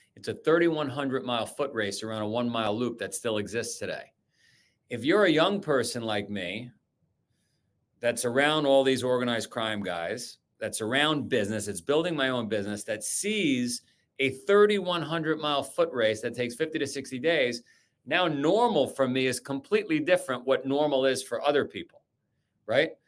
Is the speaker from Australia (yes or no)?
no; New York City, New York, United States; I grew up in Queens, Howard Beach, Queens